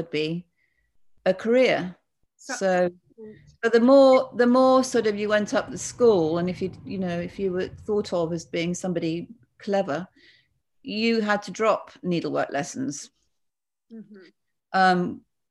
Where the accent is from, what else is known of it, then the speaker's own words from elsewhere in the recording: Bath, South West England, United Kingdom; I was brought up in Bath